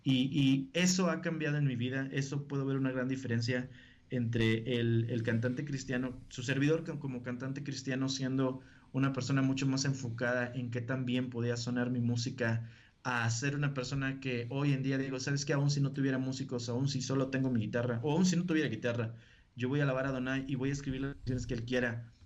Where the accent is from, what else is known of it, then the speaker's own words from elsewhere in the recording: Río Bravo, Tamaulipas, Mexico; accent: norteño; yo nací en Río Bravo, viví y he vivido en Río Bravo prácticamente toda mi vida hasta el día de hoy